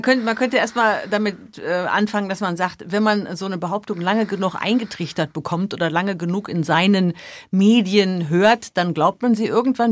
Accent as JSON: {"language": "German", "country": "Germany", "moved": "yes", "lives_now": "United States", "said": "bei uns in Deutschland"}